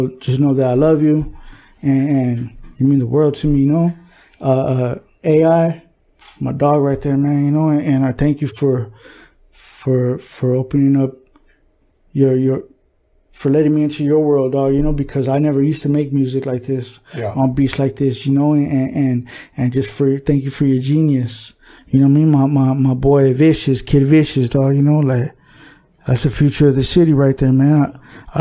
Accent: El Monte, California, United States; the city of Monte. You know what I mean? My city, my hometown

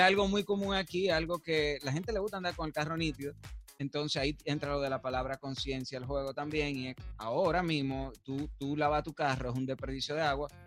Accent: Dominican Republic; somos nosotros a veces como dominicanos

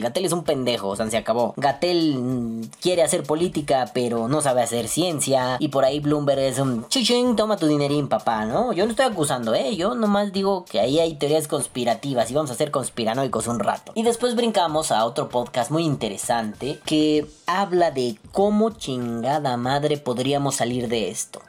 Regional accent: Mexico; como mexicanos

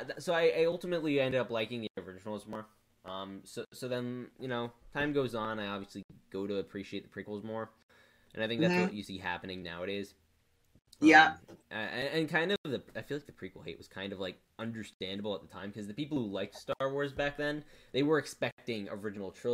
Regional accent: United States; I'm too American

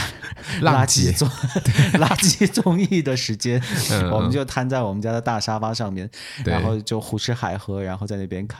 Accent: Xinjiang, China; first language ug; Chinese is a second language; 我们俩的母语都不是汉语，对不是普通话，至少对。然后比如说你从小在家里面其实讲闽南语很多，对，对吧？对。然后像你私下跟你妈打电话，有一半也是闽南语，对，对无缝切换，就咔咔在切。那我就更不用说了，我是说维吾尔语的

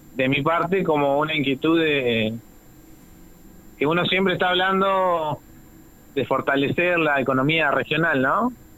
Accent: Buenos Aires, Argentina; now in Chubut, Argentina; yo soy de Buenos Aires, de chico siempre tuvimos huertas

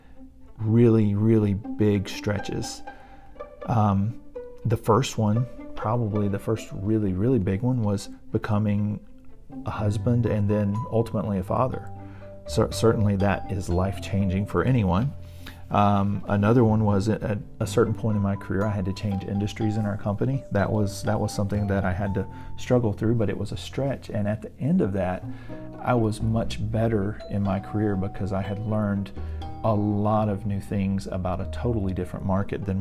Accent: Alabama, United States; So I've lived in Alabama my entire life

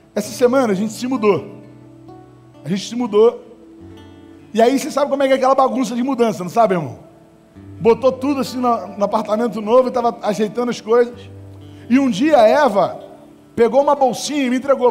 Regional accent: Estrela do Norte, Rio de Janeiro, Brazil; quando eu era moleque, eu morava na Estrela do Norte

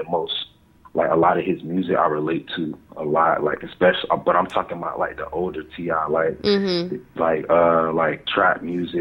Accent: Miami, Florida, United States; also born or lived in Clearwater; now in Tampa, United States; I was born in Miami

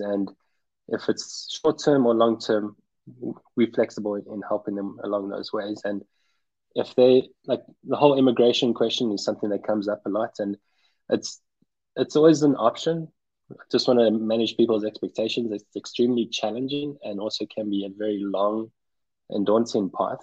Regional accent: Pretoria, Gauteng, South Africa; moved away as an adult; also born or lived in Cape Town, South Africa / South Carolina, United States / New York City, United States / Netherlands; I was born and raised in Pretoria in South Africa.

